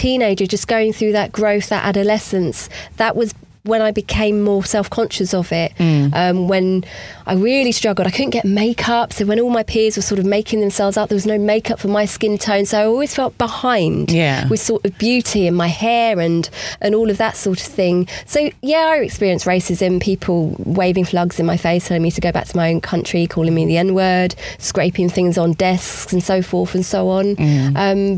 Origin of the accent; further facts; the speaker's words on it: Hertfordshire, East of England, United Kingdom; I born and raised in Hertfordshire, Jamaican heritage